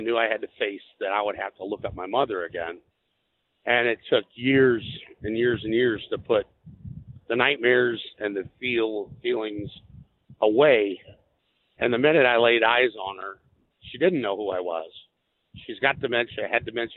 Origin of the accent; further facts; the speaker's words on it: Illinois, United States; we're from Illinois